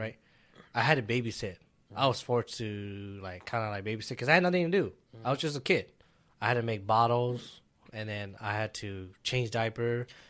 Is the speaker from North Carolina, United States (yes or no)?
no; Minnesota, United States; also born or lived in California; I grew up in Minnesota